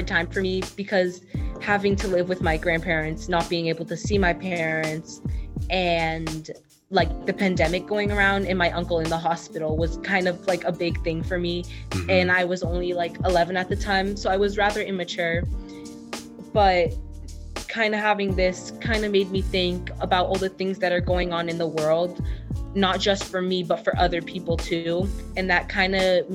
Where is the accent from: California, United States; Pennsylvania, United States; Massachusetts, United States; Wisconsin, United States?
Massachusetts, United States; Boston; I'm from Boston, Massachusetts